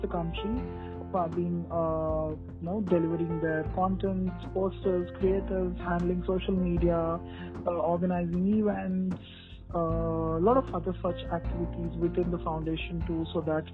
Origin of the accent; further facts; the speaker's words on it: Hyderabad, Telangana, India; I'm from Hyderabad